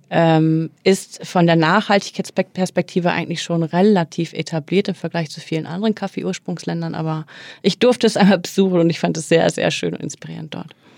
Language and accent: German; Oldenburg, Lower Saxony, Germany; now in Hamburg, Germany; ich bin tatsächlich im beschaulichen Oldenburg groß geworden.